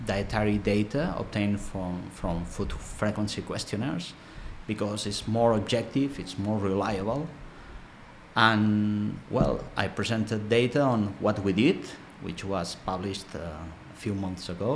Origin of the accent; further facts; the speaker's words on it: Barcelona, Catalonia, Spain; also born or lived in United Kingdom; I'm from Barcelona.